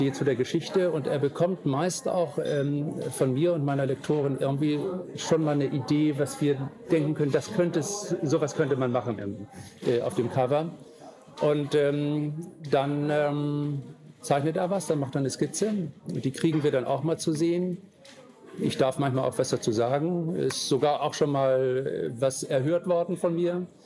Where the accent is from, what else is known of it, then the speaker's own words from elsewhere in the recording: Hamburg, Germany; born there; also born or lived in Amrum; lebe ja zum Teil in der Stadt, ähm, hier in Hamburg, bin hier auch geboren. Oder mein Vater sagte immer, wir sind keine Hamburger, sondern Altona.